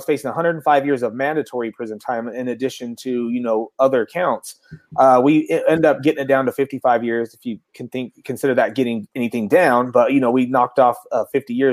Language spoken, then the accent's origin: English; Salt Lake City, Utah, United States; I'm also from Salt Lake City, Utah.